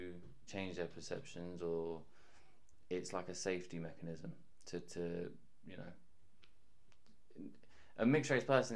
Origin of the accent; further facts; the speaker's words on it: London, United Kingdom; We were born and raised in London.